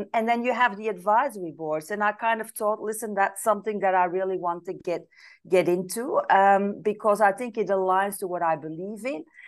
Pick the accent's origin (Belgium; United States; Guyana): Belgium; moved away as an adult; now in Italy; I'm originally from Belgium